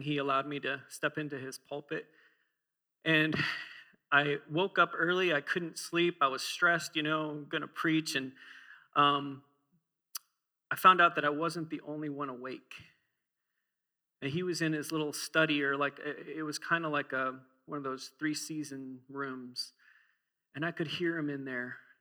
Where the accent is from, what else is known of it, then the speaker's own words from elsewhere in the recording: Minnesota, United States; I used to walk to school uphill both ways or in the snow as I'm from Minnesota